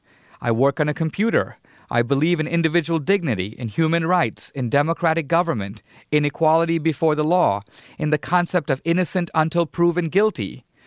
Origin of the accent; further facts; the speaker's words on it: Mumbai, Maharashtra, India; now in United States; When I was a young boy growing up in Bombay